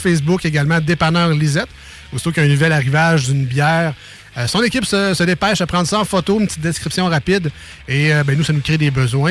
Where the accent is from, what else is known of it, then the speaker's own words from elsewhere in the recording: Quebec City, Quebec, Canada; le, bloc où j'ai grandi dans les Limoilou